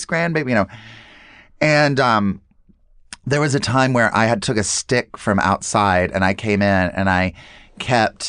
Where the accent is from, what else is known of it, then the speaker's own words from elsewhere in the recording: North Carolina, United States; growing up in North Carolina